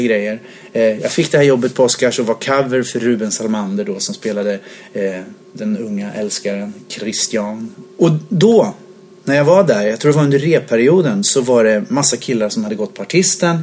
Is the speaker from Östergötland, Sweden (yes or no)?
yes; Linköping, Östergötland, Sweden; moved away as an adult; also born or lived in Jönköping; now in Stockholm, Sweden; sen flyttade jag till Linköping. Så bodde jag där från att jag var då sju år till 23 någonting.